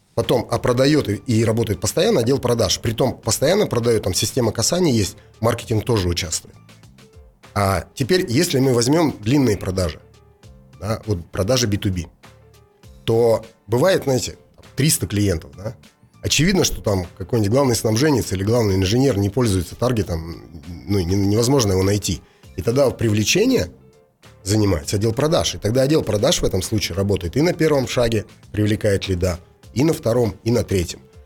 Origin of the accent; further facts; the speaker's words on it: Russia; я из России же